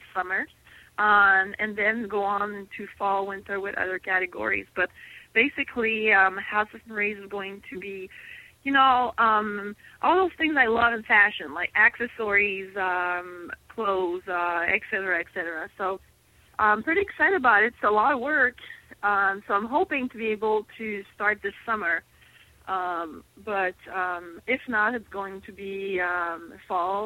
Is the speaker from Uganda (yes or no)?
no; Montreal, Quebec, Canada; English is a second language; moved away; I'm from Montreal